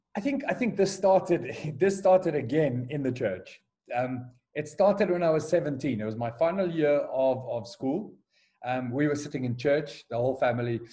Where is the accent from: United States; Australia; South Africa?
South Africa; Johannesburg, Gauteng; moved away as an adult; also born or lived in Durban, South Africa / United Kingdom / Kyrgyzstan / Azerbaijan; now in Nigeria; I was born and raised in Johannesburg